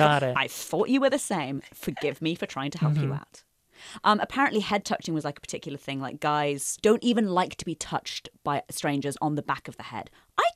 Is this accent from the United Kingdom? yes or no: yes; United Kingdom; now in United States; I've had to learn to like it as a Brit.